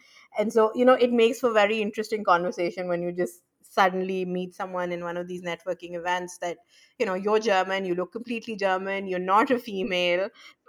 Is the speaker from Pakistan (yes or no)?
yes; Pakistan; So, I was born and raised in Pakistan, like I said